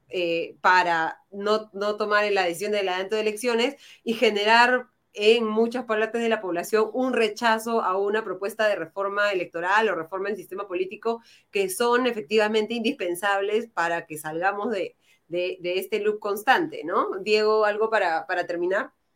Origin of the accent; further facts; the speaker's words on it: Peru; somos todos los peruanos